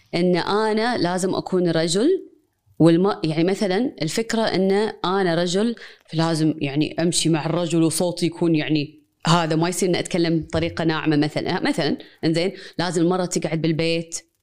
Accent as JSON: {"language": "Arabic", "country": "Kuwait", "tie": "born or raised there", "said": "انا مولوده كويتيه"}